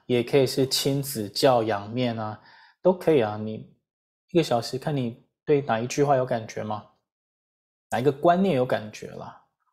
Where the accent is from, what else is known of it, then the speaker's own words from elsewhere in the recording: Taiwan; 我自己就是台湾社会的一份子嘛